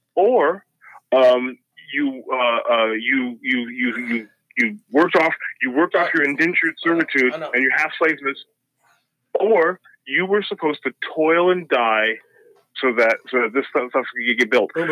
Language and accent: English; Ottumwa, Iowa, United States; I grew up in Ottumwa, Iowa, with a three percent black population